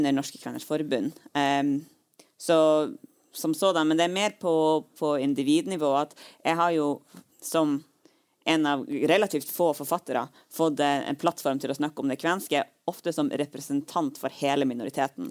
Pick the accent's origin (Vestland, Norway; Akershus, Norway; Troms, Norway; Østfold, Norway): Troms, Norway; jeg er jo eh, fra Nord-Troms, og min familie bor jo langs E6